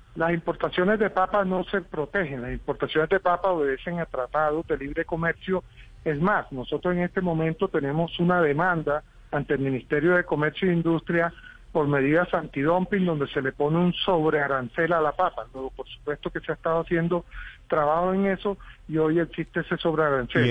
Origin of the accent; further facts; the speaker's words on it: Colombia; nosotros como colombianos, los que estamos en las ciudades